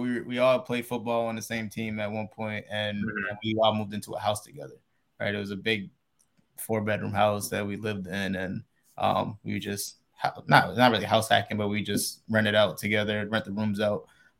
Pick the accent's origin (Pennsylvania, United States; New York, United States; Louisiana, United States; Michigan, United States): Pennsylvania, United States; my mom, remember, she lives out here in Arizona. I'm originally from Pennsylvania. Right. So I'm still on the East Coast.